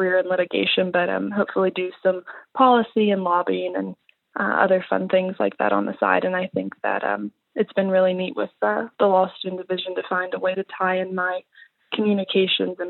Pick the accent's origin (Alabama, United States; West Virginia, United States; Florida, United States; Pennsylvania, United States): West Virginia, United States; Morgantown; I'm born and raised in Morgantown, West Virginia, where West Virginia University is.